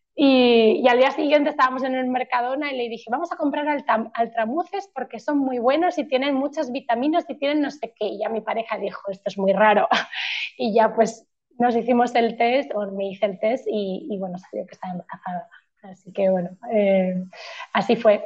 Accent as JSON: {"language": "Spanish", "town": "Madrid", "region": "Community of Madrid", "country": "Spain", "also_born_or_lived": "Poland", "moved": "yes", "lives_now": "Tenerife, Spain", "said": "soy de Madrid, pero vivo en, Tenerife"}